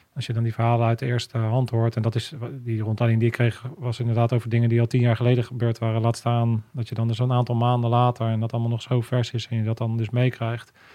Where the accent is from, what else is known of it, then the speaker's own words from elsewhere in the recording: Netherlands; ik ben ook echt een Hollander.